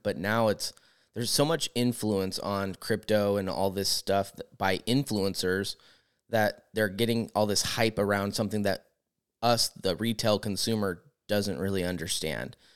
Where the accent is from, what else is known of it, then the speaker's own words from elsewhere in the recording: Discovery Bay, California, United States; I grew up in Discovery Bay on the water, so our whole summer was wakeboarding, and that was, like, a large part of my childhood